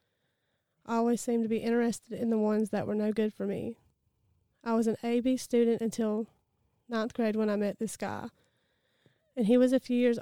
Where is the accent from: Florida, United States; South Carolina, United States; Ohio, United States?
South Carolina, United States; Easley; I was born in Easley, South Carolina. I have been in Pickens County my entire life